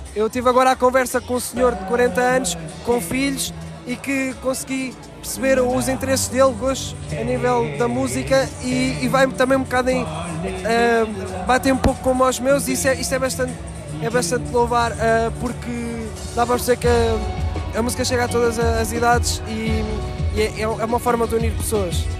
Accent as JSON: {"language": "Portuguese", "town": "Mirandela", "region": "Bragança District", "country": "Portugal", "said": "sou de Mirandela, tenho 27 anos."}